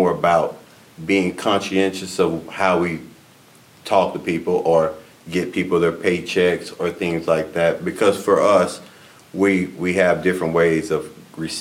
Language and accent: English; Houston, Texas, United States; now in Florida, United States; Grew up in Houston, Texas